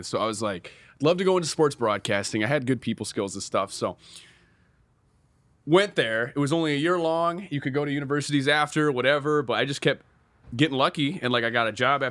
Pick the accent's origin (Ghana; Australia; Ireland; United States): United States; Detroit, Michigan; moved away as an adult; also born or lived in Flint; now in Los Angeles, United States; I'm in my hometown, like big city